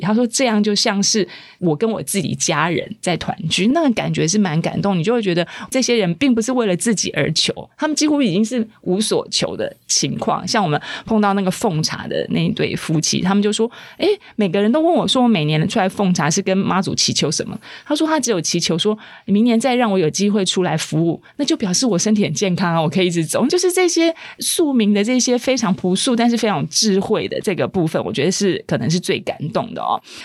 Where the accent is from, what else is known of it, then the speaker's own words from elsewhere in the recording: Taipei, Taiwan; 我们是台北人啊